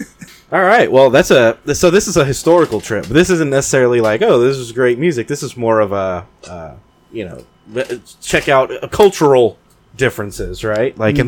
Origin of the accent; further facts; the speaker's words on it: the South, United States; I'm from the South.